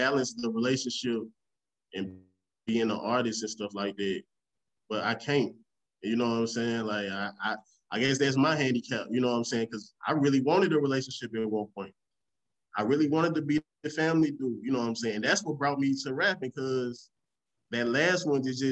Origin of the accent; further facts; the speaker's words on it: Memphis, Tennessee, United States; also born or lived in St. Louis, Missouri / Raleigh; I was born here in St. Louis and raised in Memphis